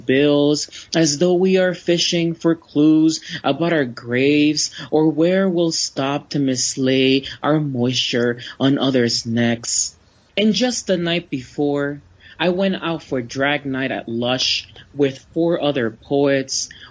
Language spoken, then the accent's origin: English; Florida, United States; Even though I grew up in Florida, the trip was a luxury because I grew up poor